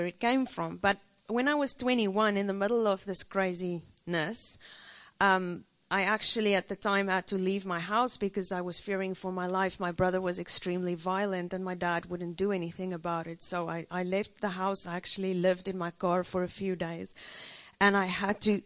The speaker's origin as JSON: {"language": "English", "country": "South Africa", "tie": "born or raised there", "second_language": "English", "moved": "yes", "said": "I was born and raised in South Africa."}